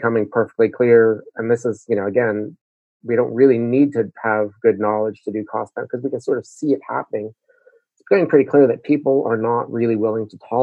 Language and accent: English; Montreal, Quebec, Canada; moved away; I grew up in Montreal